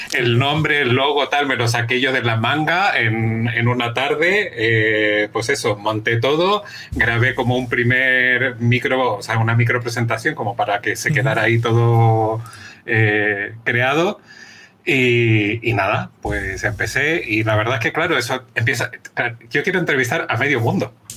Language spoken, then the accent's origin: Spanish; Chile; now in Spain; Soy chileno, tengo 44 años, estoy casado